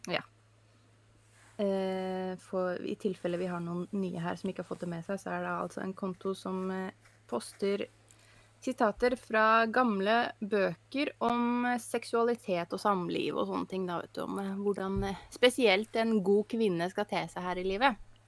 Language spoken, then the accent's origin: Norwegian; Norway; Jeg er norsk